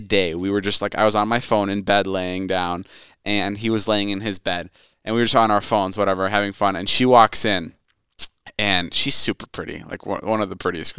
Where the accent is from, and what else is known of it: Midwest, United States; born or raised there